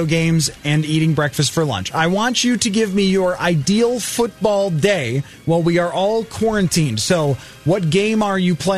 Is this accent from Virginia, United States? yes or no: no; Buffalo, New York, United States; I'm from Buffalo